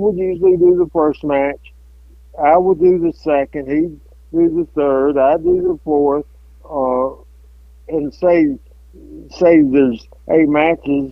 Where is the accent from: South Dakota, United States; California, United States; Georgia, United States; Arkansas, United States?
Arkansas, United States; Jonesboro; in Jonesboro, Arkansas, my hometown